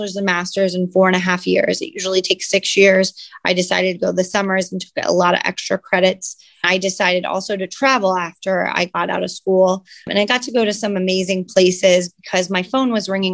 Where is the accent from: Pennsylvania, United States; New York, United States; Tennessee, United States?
Pennsylvania, United States; Catawissa; moved away as an adult; also born or lived in Virginia / Hawaii; now in New Philadelphia, United States; I grew up in Catawissa, Pennsylvania, a little town, a little bit below Scranton